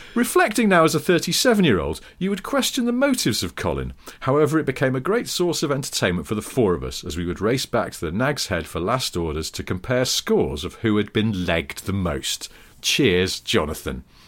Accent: the Northwest, North West England, United Kingdom; moved away; I grew up in the Northwest

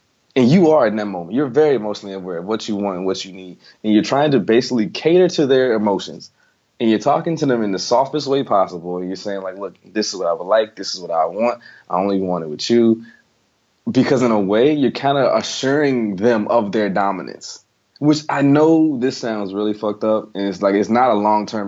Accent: the South, United States; I'm from the South.

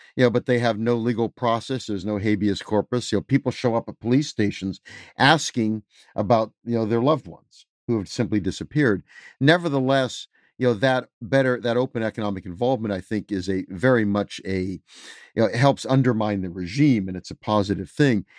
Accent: United States

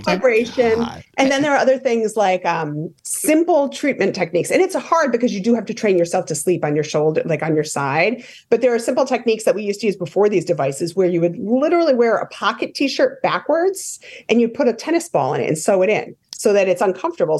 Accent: Rhode Island, United States; I grew up in Rhode Island

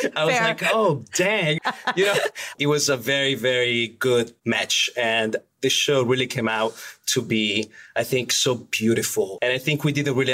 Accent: Tuscany, Italy; moved away; I was very lucky to grow up in a region that it's really kind of the food belly of Italy

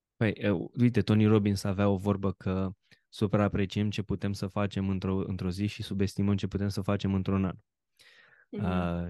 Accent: Romania; ca român

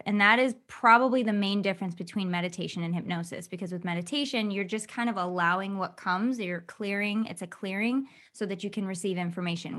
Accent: Michigan, United States; I grew up in Michigan

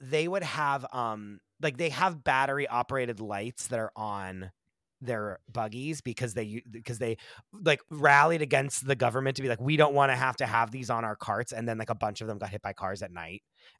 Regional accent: Pennsylvania, United States; I grew up in Amish country.

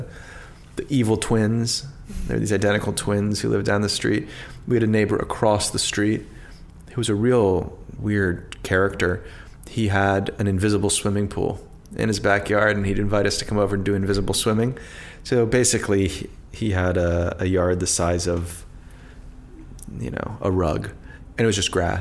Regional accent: Washington, District of Columbia, United States; I grew up in Northwest, so the city's divided into four quadrants

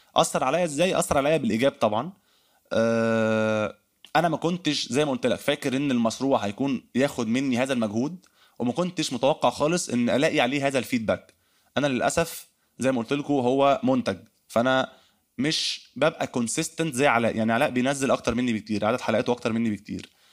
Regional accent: Egypt; accent: Egyptian; لكنتنا المصريه

